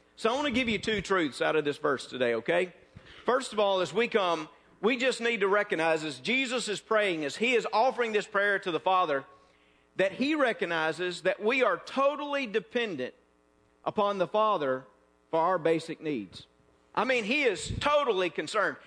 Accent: North Mississippi, United States; moved away; also born or lived in South Louisiana; I am from North Mississippi.

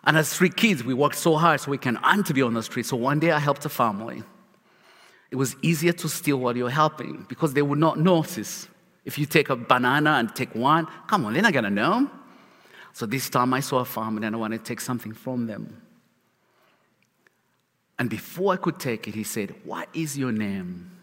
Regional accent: Uganda; English is a second language; now in Charlotte, United States; As a kid, I grew up in Uganda, where life was miserable in every shape, form

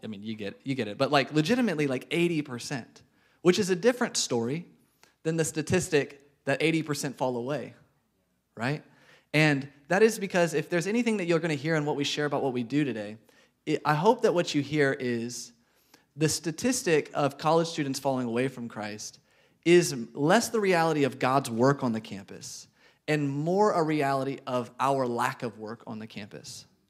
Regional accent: Arkansas, United States; moved away as an adult; now in Chattanooga, United States; We are from Arkansas.

